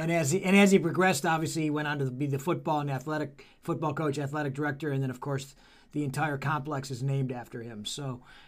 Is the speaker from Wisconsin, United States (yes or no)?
no; Beachwood, Ohio, United States; I came from Beechwood